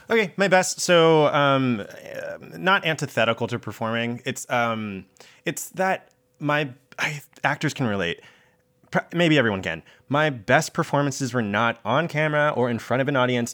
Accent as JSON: {"language": "English", "town": "Augusta", "region": "Georgia", "country": "United States", "tie": "born or raised there", "also_born_or_lived": "Columbia, South Carolina", "said": "I grew up in Augusta, Georgia, but I first was in Columbia, South Carolina"}